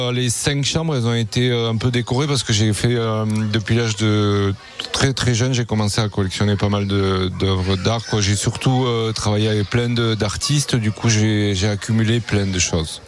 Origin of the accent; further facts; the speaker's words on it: Hendaye, Nouvelle-Aquitaine, France; also born or lived in San Sebastián, Spain; je suis né à Donosti et j'ai toujours habité à Andaï